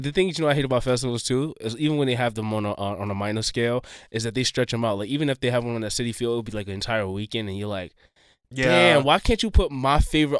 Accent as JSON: {"language": "English", "town": "New York City", "region": "New York", "country": "United States", "said": "I'm a New Yorker"}